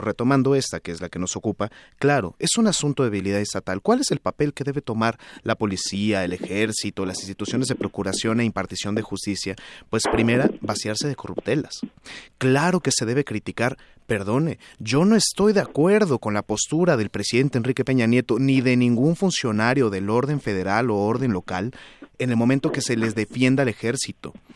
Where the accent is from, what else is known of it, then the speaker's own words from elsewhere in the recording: Mexico; como ciudadanos mexicanos